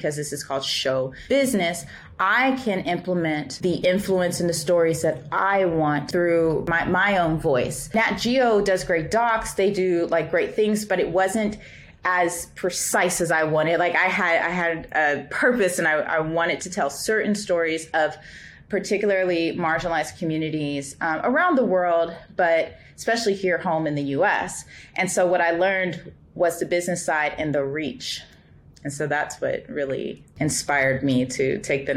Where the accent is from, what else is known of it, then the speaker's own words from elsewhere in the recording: Los Angeles, California, United States; I am from Los Angeles